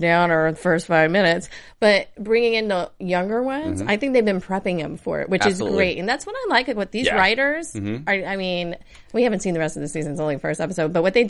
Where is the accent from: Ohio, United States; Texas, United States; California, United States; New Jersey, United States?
New Jersey, United States; I am from New Jersey.